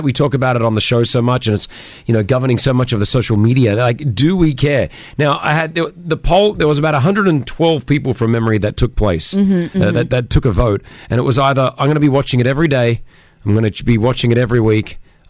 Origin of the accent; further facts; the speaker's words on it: Australia; So we need France to beat Tunisia tonight as an Australian.